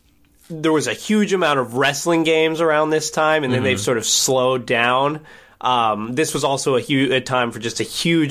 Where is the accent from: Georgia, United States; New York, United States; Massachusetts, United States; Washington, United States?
Washington, United States; I grew up in Washington State, so there's mountains somewhat close by.